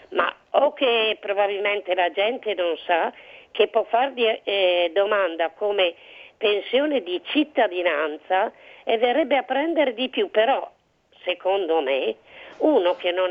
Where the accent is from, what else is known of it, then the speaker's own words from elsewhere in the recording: Cremona, Lombardy, Italy; Io sono di Cremona, a mia sì. sorella e una sua amica.